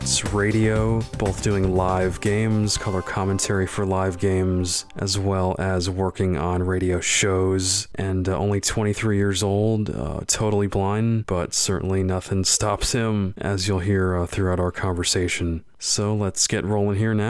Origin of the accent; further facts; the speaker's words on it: Florida, United States; we're both Florida natives